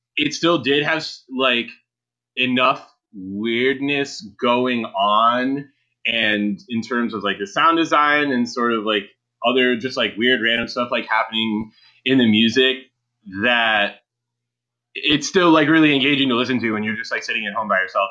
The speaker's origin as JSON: {"language": "English", "town": "Cleveland", "region": "Ohio", "country": "United States", "tie": "born or raised there", "said": "in Cleveland"}